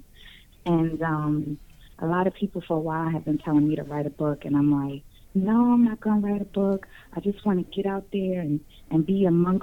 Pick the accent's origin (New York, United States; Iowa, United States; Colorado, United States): New York, United States; New York City; now in Newport News, United States; So I'm from New York, Manhattan, New York, but the Spanish Harlem is where I'm from